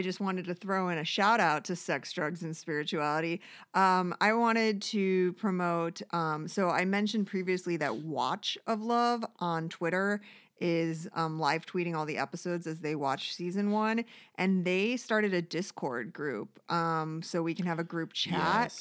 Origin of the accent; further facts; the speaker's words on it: Detroit, Michigan, United States; Detroit, my hometown